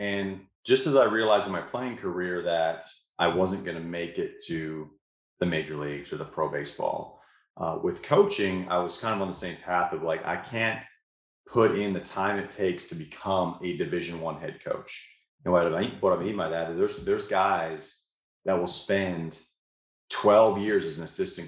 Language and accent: English; Canada; moved away as an adult; now in United States; I came here from Canada back in 2004 to play college baseball in Shreveport.